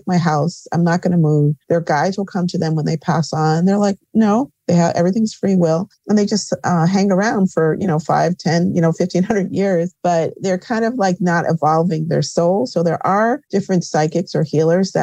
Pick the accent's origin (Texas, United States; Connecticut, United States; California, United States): Connecticut, United States; also born or lived in New York; I'm back home. I grew up in Connecticut where I have a healing center in Bloomfield